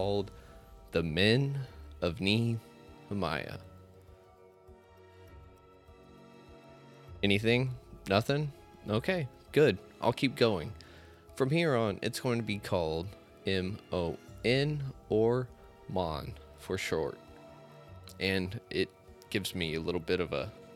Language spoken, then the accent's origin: English; Amarillo, Texas, United States; I'm not from Dallas. I'm from Amarillo, the true North Texas